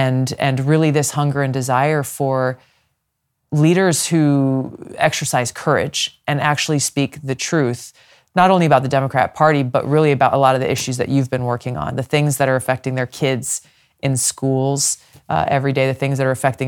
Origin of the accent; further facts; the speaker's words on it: Hawaii, United States; and especially so in my home state of Hawaii, very much a Big Ten inclusive party